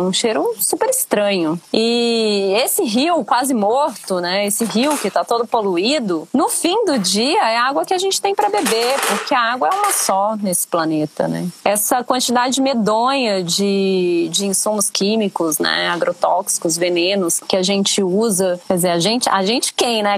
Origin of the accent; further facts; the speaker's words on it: Brasília, Federal District, Brazil; eu sou nascida em Brasília, minha família é paraense, meu pai e minha mãe vieram de Belém, enfim, cresci em meio ao cerrado